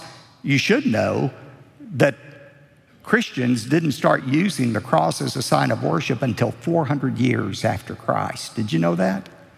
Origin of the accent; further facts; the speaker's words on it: United States; I'm very proud that I'm a citizen of this great country.